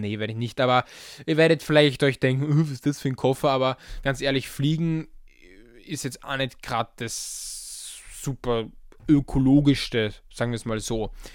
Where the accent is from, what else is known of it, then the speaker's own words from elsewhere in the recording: Vienna, Austria; ich als Wiener